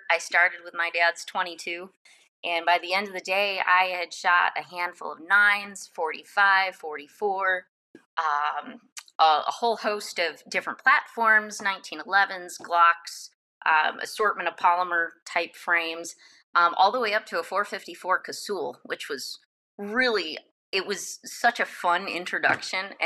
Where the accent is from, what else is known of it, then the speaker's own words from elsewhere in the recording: Michigan, United States; I grew up in Michigan.